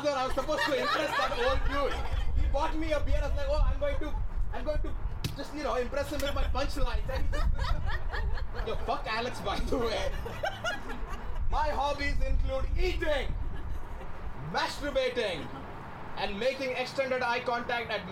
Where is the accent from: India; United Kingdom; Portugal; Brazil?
India; moved away as an adult; now in Toronto, Canada; I'm from India, right? I moved to Toronto in 2015